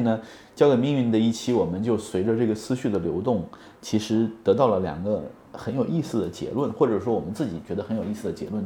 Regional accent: Hunan, China; moved away; 那我是湖南人

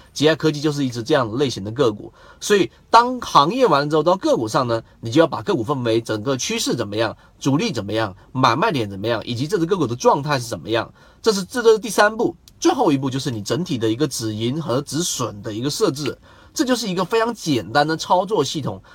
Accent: China; 我们中国人

